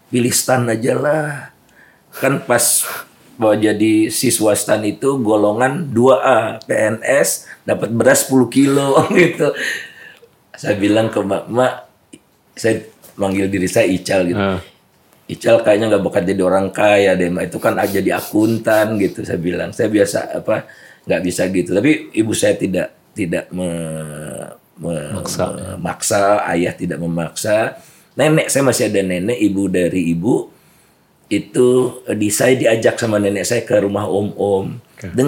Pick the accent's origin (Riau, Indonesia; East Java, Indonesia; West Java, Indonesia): West Java, Indonesia; Bandung; uh, keluarga uh, biasa. Siap. Kemudian uh, ayah bekerja di Jakarta untuk sementara, uh, kami di Bandung.